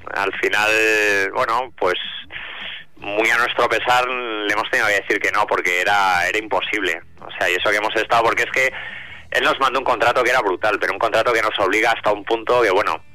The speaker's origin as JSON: {"language": "Spanish", "country": "Spain", "said": "siendo español"}